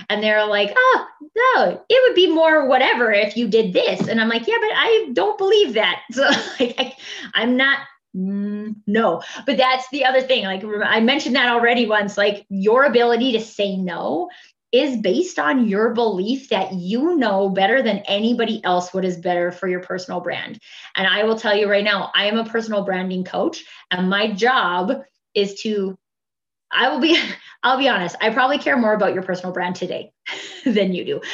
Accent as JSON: {"language": "English", "region": "Alberta", "country": "Canada", "said": "we're both from Alberta"}